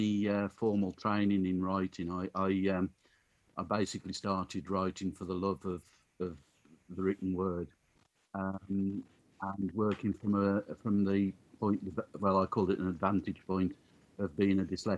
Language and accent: English; Black Country, West Midlands, United Kingdom; born and bred Black countryman, not really moved more than a couple of miles away from where I was born